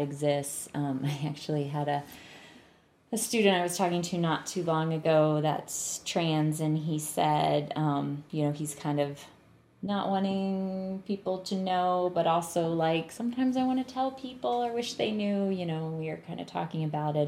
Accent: North Carolina, United States; I grew up in North Carolina

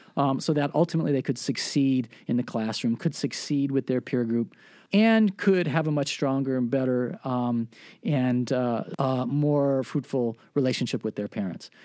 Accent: Milwaukee, Wisconsin, United States; I was raised in Milwaukee

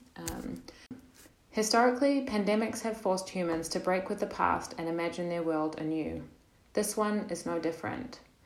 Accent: New Zealand; also born or lived in Netherlands; now in Portugal; I'm from New Zealand

